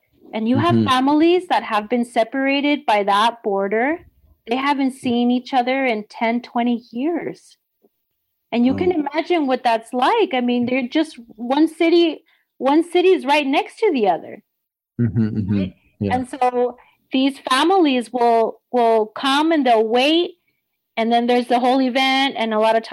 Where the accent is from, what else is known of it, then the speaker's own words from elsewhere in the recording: El Paso, Texas, United States; born and raised in El Paso, right here on the border